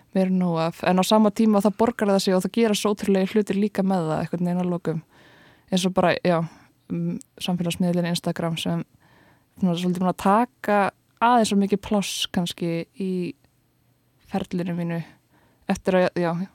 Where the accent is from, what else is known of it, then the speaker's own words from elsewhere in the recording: Kópavogur, Capital Region, Iceland; ég ólst upp á Vassenda í Kópói